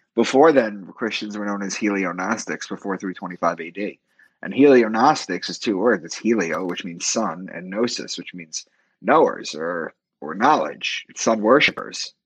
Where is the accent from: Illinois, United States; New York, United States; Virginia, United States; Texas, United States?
New York, United States; Long Island; moved away as an adult; also born or lived in Boston; I'm from Long Island, and I moved to Boston, and uh, for a new job.